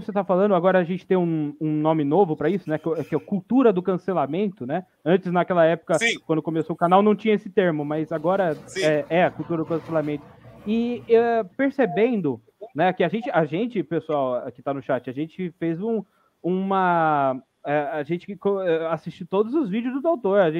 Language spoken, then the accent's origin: Portuguese; Campinas, São Paulo, Brazil; Porque eu sou campineiro. Se você pegar o, o trejeito de campineiro